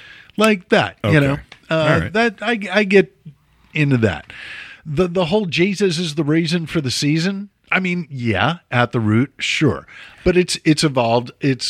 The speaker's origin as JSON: {"language": "English", "town": "Chicago", "region": "Illinois", "country": "United States", "tie": "born or raised there", "moved": "yes", "said": "born and bred, raised as a Chicago Jew"}